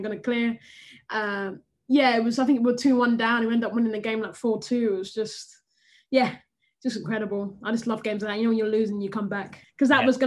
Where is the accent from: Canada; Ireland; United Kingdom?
United Kingdom; England; moved away as an adult; now in United States; not feeling like I'm being accepted in my home country